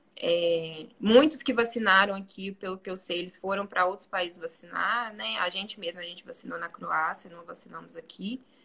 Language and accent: Portuguese; Belo Horizonte, Minas Gerais, Brazil; moved away as an adult; now in Bosnia and Herzegovina; eu sou de BH